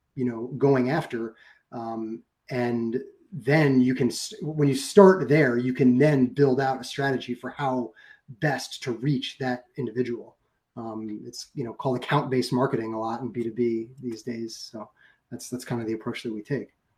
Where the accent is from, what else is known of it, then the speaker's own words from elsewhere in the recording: New York, United States; my hometown in new york